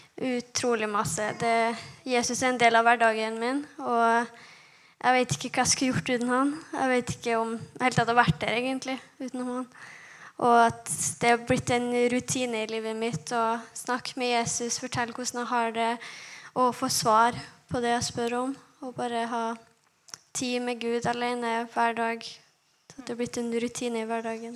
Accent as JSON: {"language": "Norwegian", "town": "Kristiansund", "region": "Møre og Romsdal", "country": "Norway", "said": "jeg er 20 år og jeg kommer fra Kristiansund"}